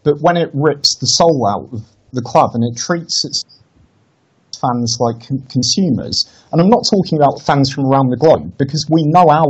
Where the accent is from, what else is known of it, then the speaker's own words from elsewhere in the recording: Lincolnshire, East Midlands, United Kingdom; I grew up in Lincolnshire